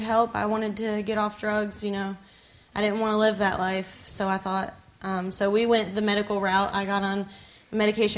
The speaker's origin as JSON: {"language": "English", "town": "Myrtle Beach", "region": "South Carolina", "country": "United States", "said": "I'm from Myrtle Beach, South Carolina."}